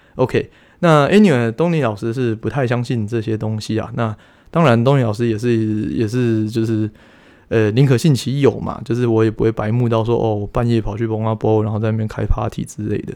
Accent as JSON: {"language": "Chinese", "country": "Taiwan", "said": "我们台湾人"}